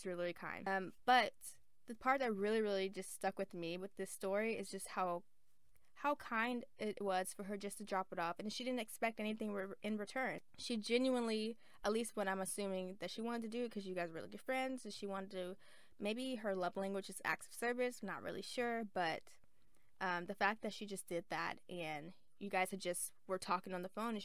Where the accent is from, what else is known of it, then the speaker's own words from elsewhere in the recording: the South, United States; I'm from the South